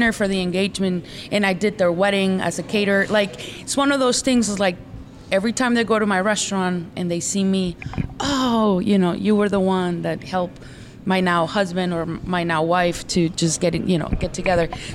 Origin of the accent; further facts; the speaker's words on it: Mexico; now in Arizona, United States; I grew up in Mexico